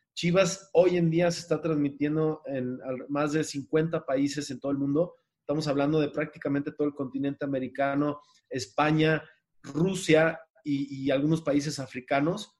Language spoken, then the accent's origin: Spanish; Mexico; nos subestimamos como mexicanos